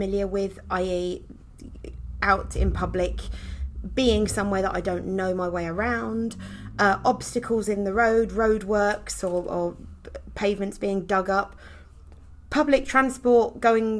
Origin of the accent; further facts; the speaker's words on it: Essex, East of England, United Kingdom; accent: Essex; moved away as an adult; also born or lived in Kent; now in Herefordshire, United Kingdom; I was born and brought up in Essex